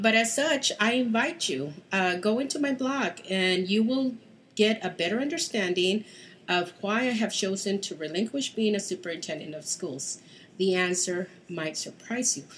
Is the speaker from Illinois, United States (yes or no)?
no; Houston, Texas, United States; I am from Texas, Houston